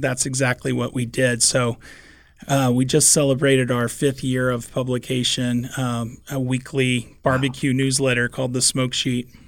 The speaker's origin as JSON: {"language": "English", "town": "Kansas City", "region": "Missouri", "country": "United States", "tie": "born or raised there", "moved": "as an adult", "lives_now": "Omaha, United States", "said": "I grew up in Kansas City surrounded by barbecue"}